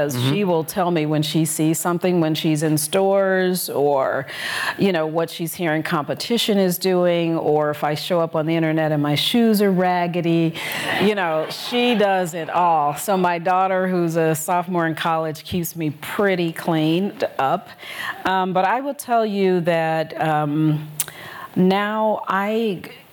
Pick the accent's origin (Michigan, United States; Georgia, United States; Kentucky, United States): Michigan, United States; Detroit; moved away as an adult; also born or lived in Colorado; now in Chicago, United States; I'm from Detroit, Michigan